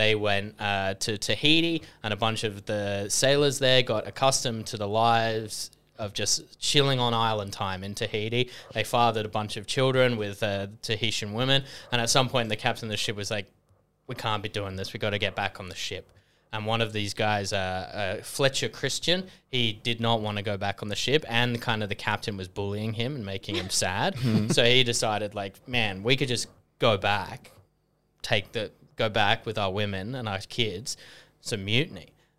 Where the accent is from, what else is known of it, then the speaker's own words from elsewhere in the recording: England, United Kingdom; born there; I was born in England, which is kind of near Scotland.